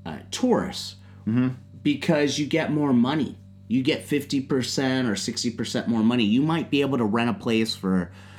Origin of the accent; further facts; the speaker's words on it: San Francisco, California, United States; now in Japan; I'm from San Francisco.